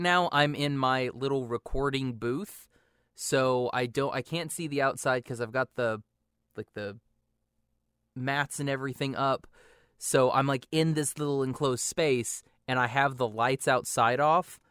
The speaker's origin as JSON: {"language": "English", "town": "Shawnee", "region": "Oklahoma", "country": "United States", "said": "I'm, I'm from Shawnee"}